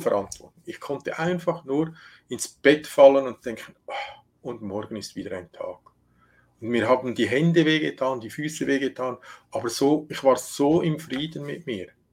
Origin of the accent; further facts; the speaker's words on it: Switzerland; bei uns in der Schweiz